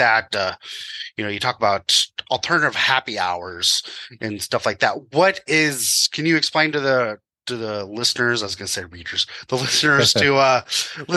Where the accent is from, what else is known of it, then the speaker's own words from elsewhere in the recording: Midwest, United States; I will call it pop because I'm from the Midwest